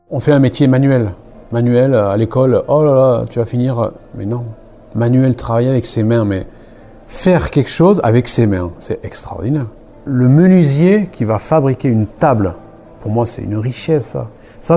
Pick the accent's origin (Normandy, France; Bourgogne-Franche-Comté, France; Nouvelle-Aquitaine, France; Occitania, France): Nouvelle-Aquitaine, France; Basque Country; moved away as an adult; je suis né au Pays Basque, je suis parti des 18 ans